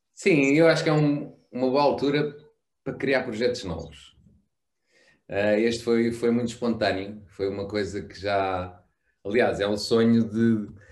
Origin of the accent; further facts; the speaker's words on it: Melides, Alentejo, Portugal; em Melides, na costa alentejana, uh, local onde eu cresci e, e fiz todas minha, as minhas férias de infância desde, desde pequeno